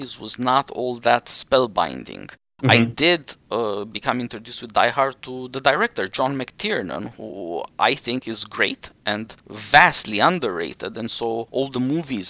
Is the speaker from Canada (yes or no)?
no; Romania; born or raised there; English is a second language